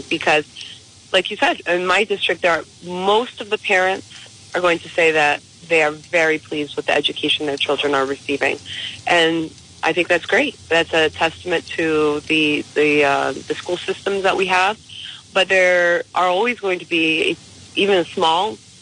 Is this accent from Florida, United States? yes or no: no; East Providence, Rhode Island, United States; moved away as an adult; now in North Smithfield, United States; I grew up in East Providence, and I love East Providence